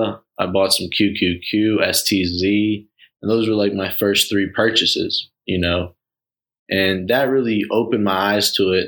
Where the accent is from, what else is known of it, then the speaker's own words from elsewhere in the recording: Florida, United States; I'm from Florida